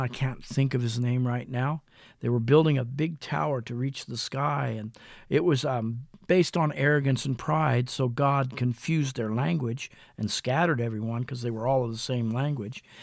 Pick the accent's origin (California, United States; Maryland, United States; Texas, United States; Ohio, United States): Ohio, United States; Mansfield; in my hometown of Mansfield in Lexington, Ohio